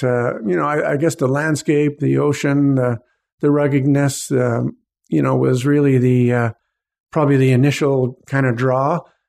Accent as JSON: {"language": "English", "town": "Parksville", "region": "British Columbia", "country": "Canada", "tie": "born or raised there", "also_born_or_lived": "Copper Cliff, Ontario", "lives_now": "Gulf Islands, Canada", "said": "they moved out to Parksville. So I grew up in Parksville, Qualicum."}